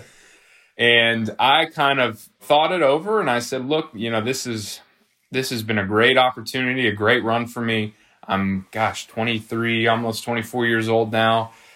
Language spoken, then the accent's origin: English; Nashville, Tennessee, United States; also born or lived in Franklin, Tennessee; I'm, I'm from South Nashville originally